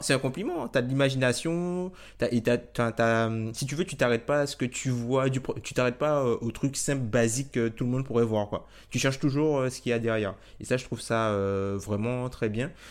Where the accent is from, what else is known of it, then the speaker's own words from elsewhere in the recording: Guadeloupe, France; moved away as an adult; also born or lived in south of Île-de-France; now in Île-de-France, France; originaire de Guadeloupe du coup. je suis en France hexagonale depuis maintenant 5 ou 6 ans